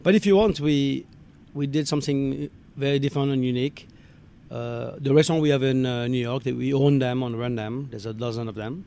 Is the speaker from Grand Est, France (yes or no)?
yes; Alsace, Grand Est, France; moved away; I'm from France, uh, northeast part of France in Alsace.